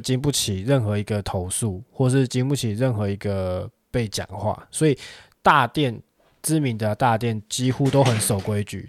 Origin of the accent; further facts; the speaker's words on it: Taiwan; 我们台湾人民